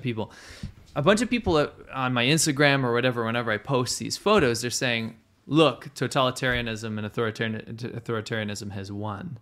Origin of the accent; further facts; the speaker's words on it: United States; as an American